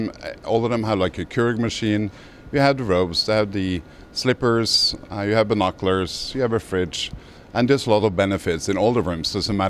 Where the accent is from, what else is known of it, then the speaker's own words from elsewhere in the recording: Norway; accent: Norwegian; English is a second language; moved away as an adult; also born or lived in Miami; Well, I was born in Norway, hence the accent. Okay. So way back in 89, I came to Miami to go to grad school for hotel management.